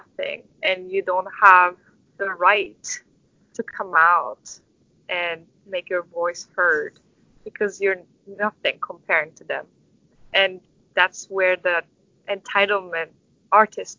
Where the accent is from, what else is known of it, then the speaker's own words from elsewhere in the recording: Istanbul, Turkey; English is a second language; also born or lived in New York; now in United States; I'm from Istanbul, so what I can say is I'm from a bigger city